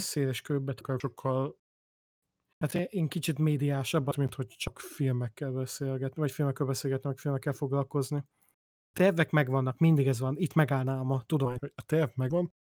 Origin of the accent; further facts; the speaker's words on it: Budapest, Hungary; moved away; ahol én felnőttem